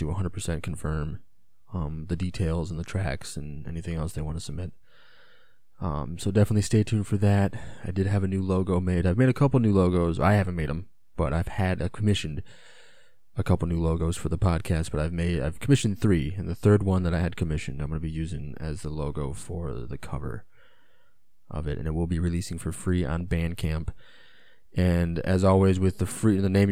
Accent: United States; as an American

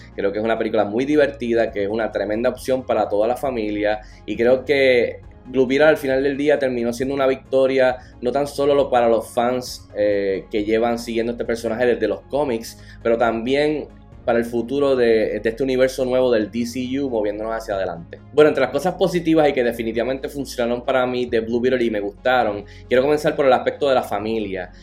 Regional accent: Puerto Rico; siendo puertorriqueño y latino

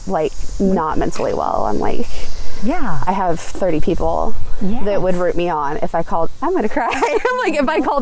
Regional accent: Carthage, Missouri, United States; I'm from the area. I grew up in Carthage, which is smaller than Joplin

